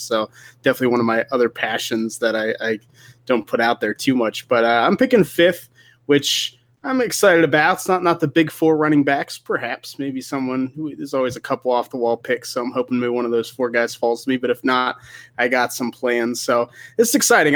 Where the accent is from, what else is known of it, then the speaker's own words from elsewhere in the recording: Pittsburgh, Pennsylvania, United States; born, raised, living in Pittsburgh